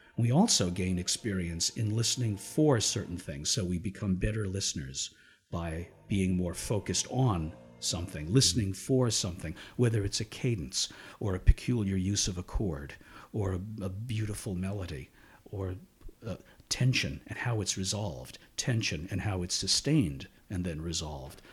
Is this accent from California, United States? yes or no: no; Shenandoah, Pennsylvania, United States; I was born in Shenandoah, Pennsylvania, and raised there.